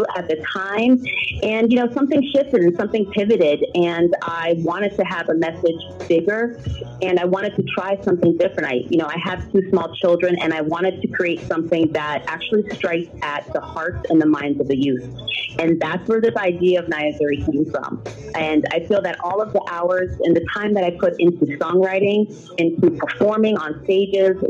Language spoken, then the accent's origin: English; Stamford, Connecticut, United States; English is a second language; also born or lived in Berlin, Germany; In the 90s, I grew up in Stamford, Connecticut